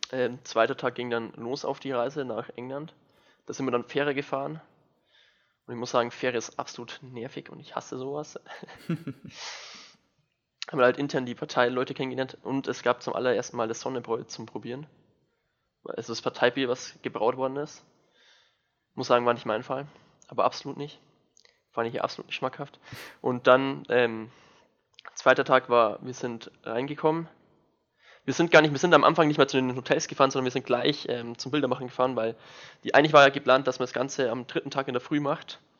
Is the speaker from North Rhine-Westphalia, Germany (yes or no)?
no; Bavaria, Germany; Ich bin aus Niederbayern, nicht aus der Oberpfalz.